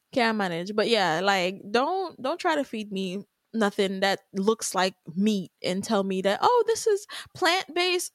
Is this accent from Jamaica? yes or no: yes; Jamaica; Jamaican at the end of the day, I am Jamaican.